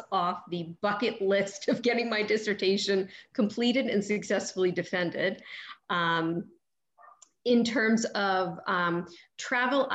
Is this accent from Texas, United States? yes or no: no; North Shore, Massachusetts, United States; moved away; I grew up on the North Shore